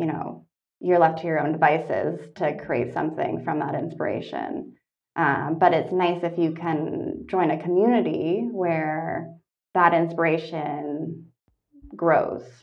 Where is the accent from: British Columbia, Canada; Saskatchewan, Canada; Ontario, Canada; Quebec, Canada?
Ontario, Canada; Toronto; moved away as an adult; also born or lived in Kingston, Ontario; I'm Canadian. I grew up in Toronto.